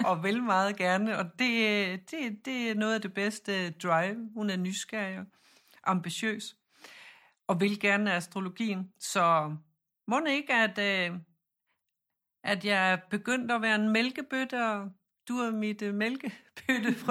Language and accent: Danish; Jutland, Denmark; vi siger Chiron, fordi jeg er fra Jylland